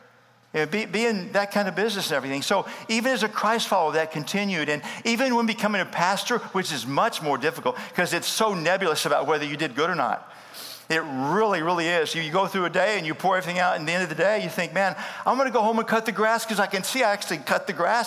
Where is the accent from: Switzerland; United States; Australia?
United States; Starr County, Deep South Texas; first language English; The earliest memory was going to first grade. Deep South Texas, Starr County. English is my first language.